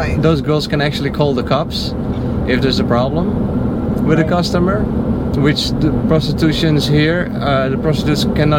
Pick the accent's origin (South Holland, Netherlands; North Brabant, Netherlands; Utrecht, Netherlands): North Brabant, Netherlands; English is a second language; moved away as an adult; also born or lived in Mexico; now in United States; So I'm from the Netherlands.